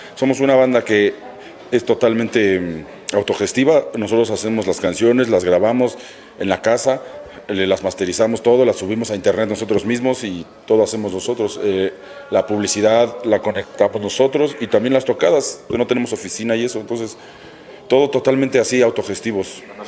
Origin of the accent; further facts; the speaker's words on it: Mexico; todos somos mexicanos